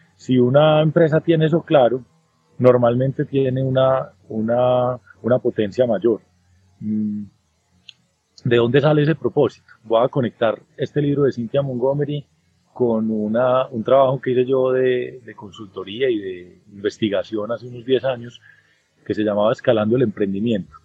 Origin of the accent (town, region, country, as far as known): Colombia